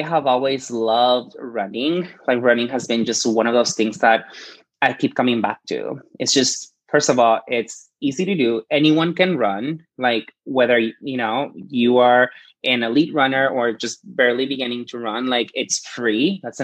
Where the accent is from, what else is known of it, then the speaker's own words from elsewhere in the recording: Presidio, Texas, United States; also born or lived in Chihuahua, Mexico; I grew up in this really small border town called Presidio